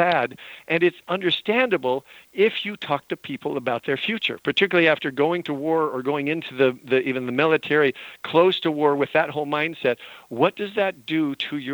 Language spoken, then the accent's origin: English; Utah and Montana, United States; moved away; I grew up in Utah and Montana.